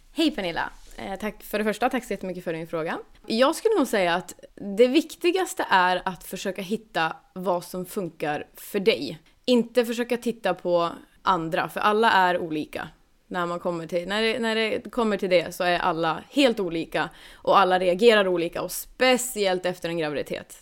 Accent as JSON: {"language": "Swedish", "town": "Kramfors", "region": "Västernorrland County", "country": "Sweden", "tie": "born or raised there", "moved": "yes", "lives_now": "Gothenburg, Sweden", "said": "jag är uppväxt uppe i, eh, ja, i Kramfors kommun heter det"}